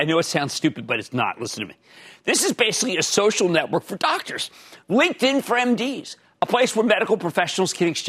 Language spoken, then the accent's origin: English; Pennsylvania, United States; moved away; also born or lived in New Jersey; In my home state of Pennsylvania